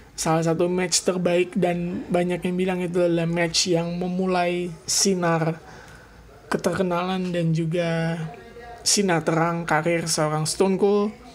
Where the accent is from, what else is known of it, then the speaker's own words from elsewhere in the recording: Indonesia; gue dari Cibubur